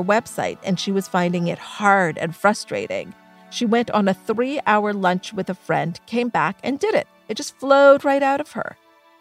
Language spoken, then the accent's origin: English; Thornhill, Ontario, Canada; we grew up in Thornhill, Ontario, and our family was middle class